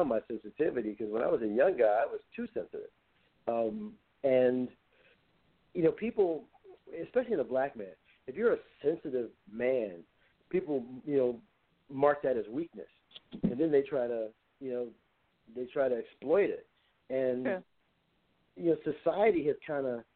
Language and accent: English; Compton, California, United States; I was born and raised in Compton